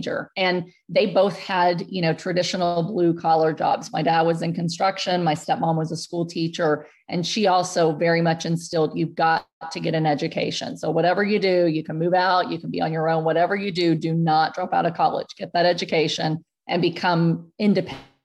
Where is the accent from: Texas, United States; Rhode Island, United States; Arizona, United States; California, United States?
Texas, United States; San Antonio; I grew up in Section 8 housing in San Antonio, Texas